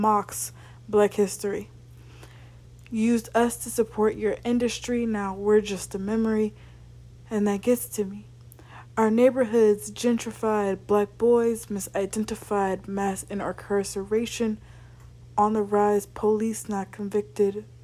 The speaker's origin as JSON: {"language": "English", "town": "Largo", "region": "Florida", "country": "United States", "said": "I'm from Largo, Florida"}